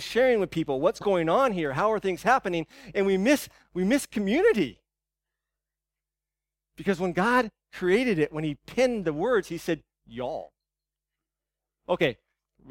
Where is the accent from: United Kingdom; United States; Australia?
United States; as American Christians, as Western Christians